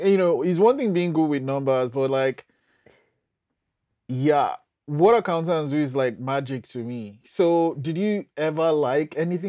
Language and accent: English; Nigeria; being Nigerian